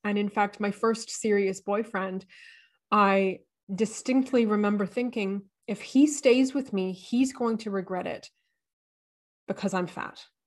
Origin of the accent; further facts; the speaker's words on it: Canada; now in Australia; I am Canadian.